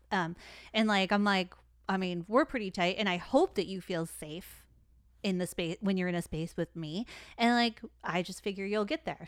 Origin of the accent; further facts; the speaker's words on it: Detroit, Michigan, United States; I'm from Detroit